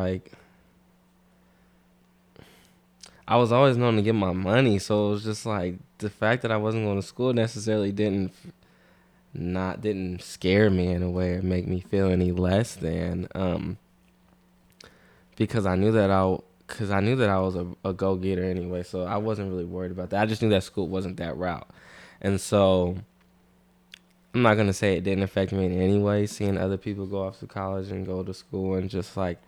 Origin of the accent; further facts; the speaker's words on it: Vallejo, California, United States; I'm from Vallejo. I'm 23.